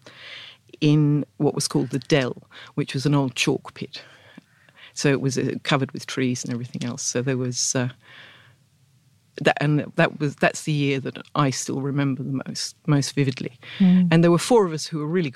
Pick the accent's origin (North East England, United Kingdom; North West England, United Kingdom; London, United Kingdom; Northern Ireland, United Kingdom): London, United Kingdom; Hampton Court; I grew up, I was actually born at Hampton Court